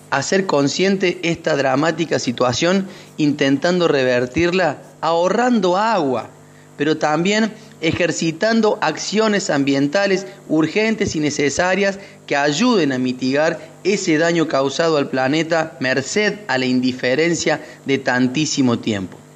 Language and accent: Spanish; Córdoba, Argentina; ya que soy nacido y criado en Sierras Chicas y he sido testigo y protagonista del embate del desarrollo inmobiliario en este corredor